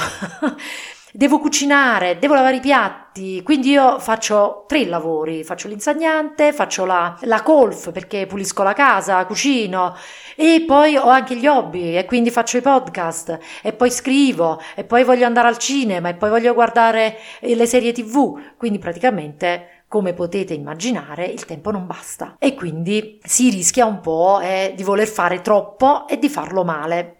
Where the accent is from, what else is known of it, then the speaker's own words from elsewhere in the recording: Naples, Campania, Italy; Io sono una napoletana tipica